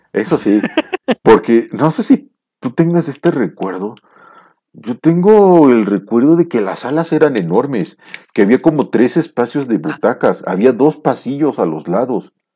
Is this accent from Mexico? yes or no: yes; Mexico; como mexicano